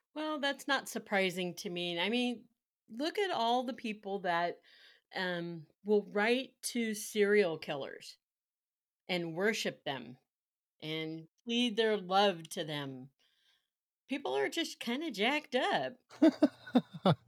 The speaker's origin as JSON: {"language": "English", "town": "Carmichael", "region": "California", "country": "United States", "tie": "born or raised there", "said": "I grew up in Carmichael"}